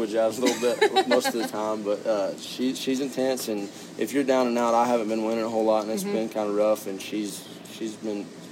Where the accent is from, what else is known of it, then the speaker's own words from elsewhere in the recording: Stephenville, Texas, United States; I was born and raised right there in Stephenville